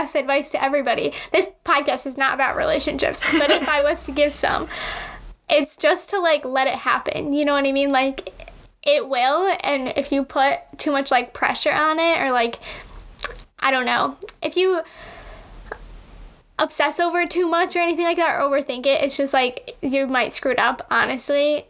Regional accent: Connecticut, United States; I'm from Connecticut. I've lived here my whole life

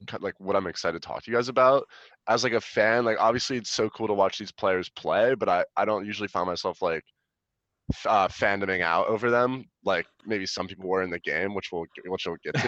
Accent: Connecticut, United States; moved away as an adult; also born or lived in Texas; now in Chicago, United States; I'm living out here in Chicago, originally from Connecticut, but I also spend a lot of time in Texas

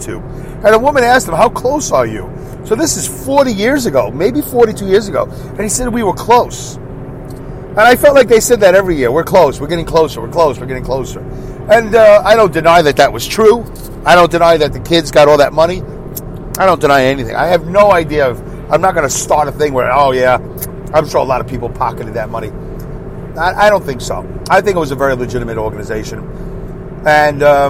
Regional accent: New York City, New York, United States; as a New Yorker growing up in Brooklyn

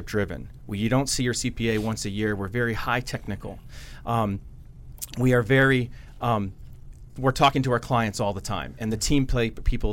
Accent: Old Saybrook, Connecticut, United States; Originally from Old Saber, Connecticut

